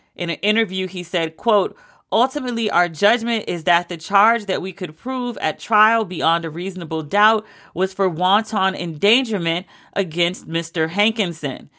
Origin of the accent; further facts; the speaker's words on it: United States; I am embarrassed to be an American